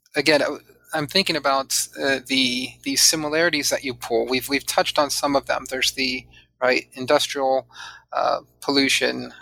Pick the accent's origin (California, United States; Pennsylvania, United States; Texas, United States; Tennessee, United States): California, United States; San Diego; also born or lived in Chula Vista; I grew up mostly in Southern California, not mostly, all in Southern California, um, and uh, primarily in San Diego.